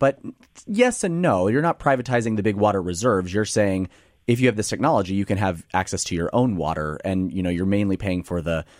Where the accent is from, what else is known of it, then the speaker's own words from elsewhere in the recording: Emporia, Kansas, United States; my hometown of Emporia, Kansas